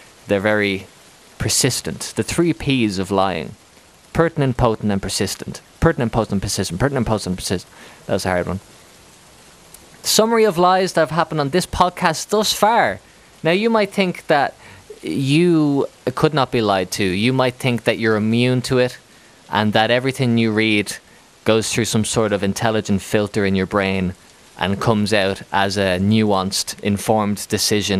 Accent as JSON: {"language": "English", "country": "Ireland", "moved": "as an adult", "lives_now": "Spain", "said": "I'm from Ireland"}